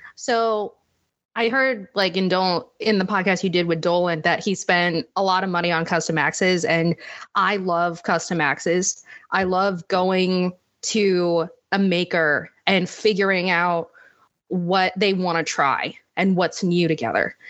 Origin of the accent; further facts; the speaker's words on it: Northern Virginia, United States; moved away as an adult; also born or lived in Washington, D.C. / Manchester, England; I was actually born in D C and grew up in Northern Virginia